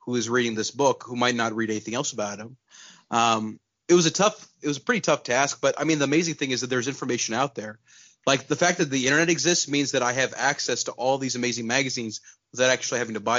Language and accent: English; Pakistan; moved away; also born or lived in Texas, United States; So I was born in Texas, but I grew up in Pakistan